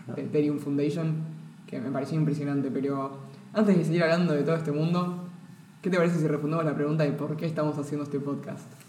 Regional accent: Misiones, Argentina; soy de Misiones

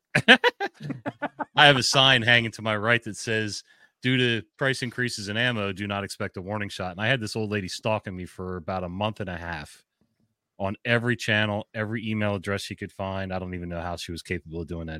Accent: New Jersey, United States; moved away as an adult; now in Maryland, United States; I'm from Jersey originally, so I've been in Maryland twenty-two years

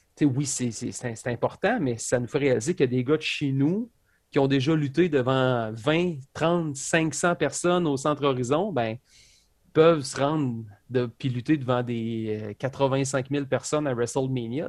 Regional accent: Quebec, Canada; je viens de Québec, je suis un lutteur

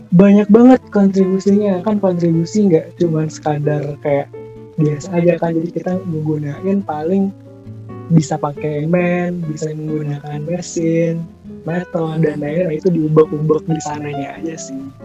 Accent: Bandung, West Java, Indonesia; asal saya dari Bandung

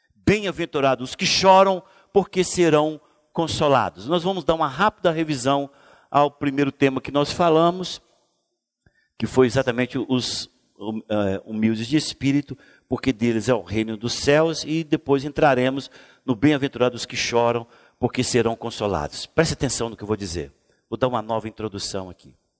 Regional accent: Brazil; Nós fomos colônia de Portugal

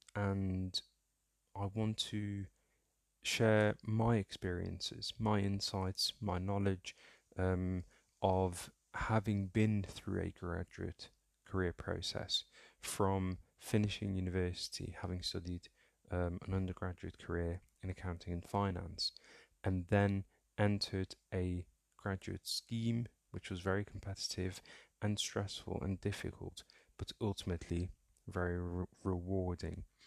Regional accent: Somaliland, Somalia; I was born in Africa, in, uh, the Horn of Africa, East Africa to be specific, um, in a small country called Somaliland, um, and specifically towards the border with Ethiopia.

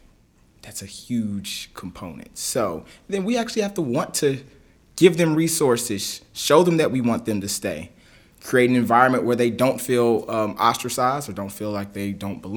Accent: Lexington, Kentucky, United States; my family's in Kentucky. I'm from Kentucky. Okay. I'm a Lexington kid

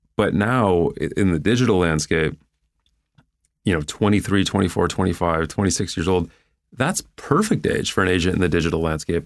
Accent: Cleveland, Ohio, United States; moved away as an adult; growing up in Cleveland

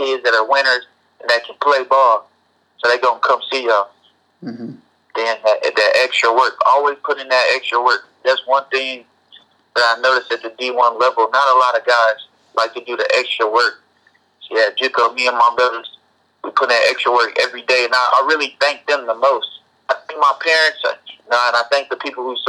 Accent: Oklahoma, United States; moved away as an adult; now in Utah, United States; I'm from Oklahoma

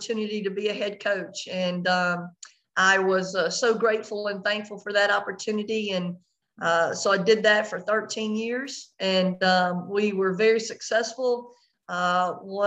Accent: French Settlement, Louisiana, United States; I'm from French Settlement, Louisiana. It is a very small town below Baton Rouge, and it's a Class B school

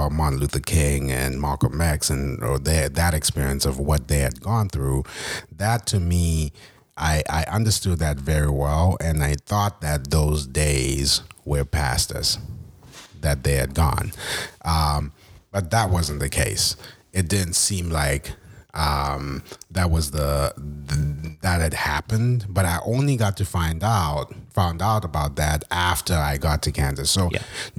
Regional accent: Zimbabwe; moved away as an adult; now in United States; I was from Zimbabwe

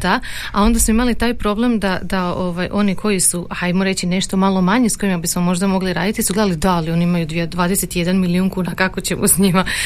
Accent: Croatia; kod nas u Hrvatskoj

